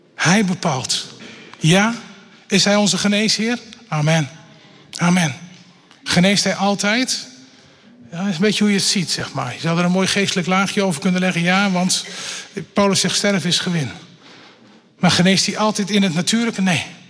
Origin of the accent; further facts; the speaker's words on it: Elburg, Gelderland, Netherlands; Ik ben opgegroeid in Elburg, een stukje verderop zeg maar, op de Veluwe.